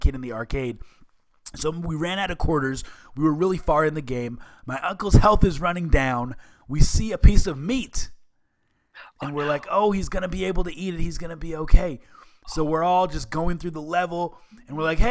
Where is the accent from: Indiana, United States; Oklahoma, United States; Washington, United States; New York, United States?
Washington, United States; Seattle; I grew up in the Seattle area